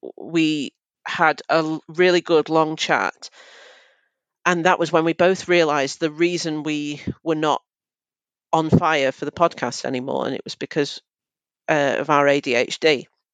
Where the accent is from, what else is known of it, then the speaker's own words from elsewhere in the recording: Manchester, North West England, United Kingdom; I'm from Manchester